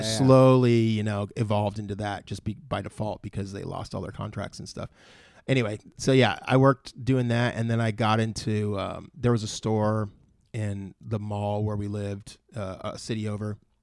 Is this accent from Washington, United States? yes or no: no; Moorpark, California, United States; also born or lived in San Fernando Valley, California; I grew up, like, my teen years, I guess, was in Moore Park.